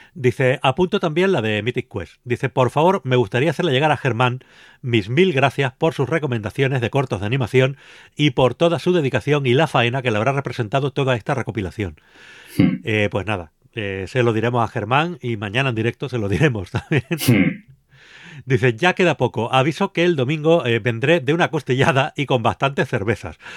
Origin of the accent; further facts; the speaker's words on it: Canary Islands, Spain; now in Madrid, Spain; me crié en Canarias